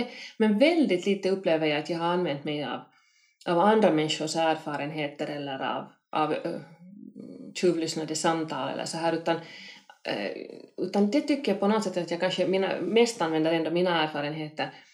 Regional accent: Helsinki, Uusimaa, Finland; Kronohagen där jag växte upp

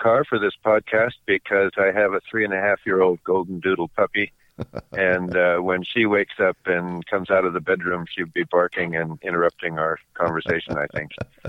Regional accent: Western Washington, United States; I'm a Pacific Northwest guy. I was born and raised in Western Washington. I've lived almost my entire life there. And now I'm getting away from some of that winter cold and enjoying the temperatures here in Palm Springs.

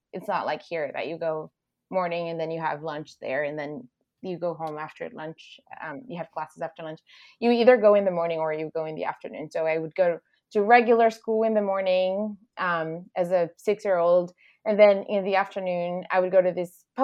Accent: Recife, Pernambuco, Brazil; English is a second language; moved away as an adult; I was born and raised in Recife, Pernambuco, in the northeastern part of Brazil

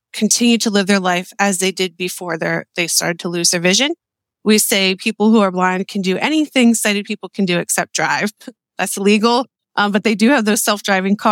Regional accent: Lancaster, Pennsylvania, United States; also born or lived in Millersville, Pennsylvania / Pittsburgh, Pennsylvania; I was born in Lancaster General Hospital.

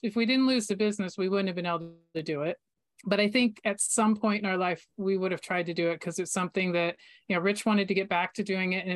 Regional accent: Florida, United States; I grew up in Florida

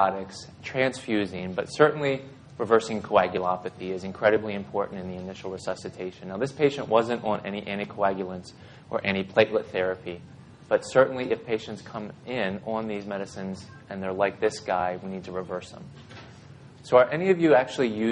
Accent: Mount Airy, Maryland, United States; also born or lived in Baltimore, Maryland; my parents moved me way west. It's a place called Mount Airy in western Howard County, Carroll County

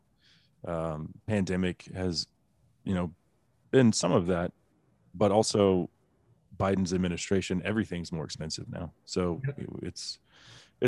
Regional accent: Texas, United States; my home state of Texas

